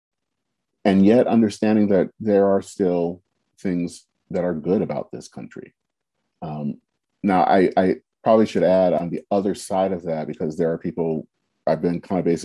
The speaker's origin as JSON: {"language": "English", "country": "United States", "said": "being African-American"}